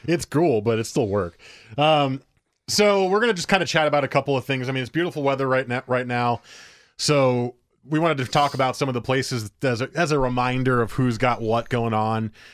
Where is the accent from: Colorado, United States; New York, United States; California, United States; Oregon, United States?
Oregon, United States; Beaverton; I was from Beaverton